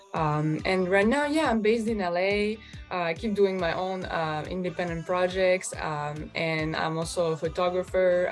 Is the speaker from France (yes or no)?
yes; France; moved away as an adult; also born or lived in Russia / Los Angeles, United States; I was born in Russia and then I moved to France. So that's where I, I, I grew up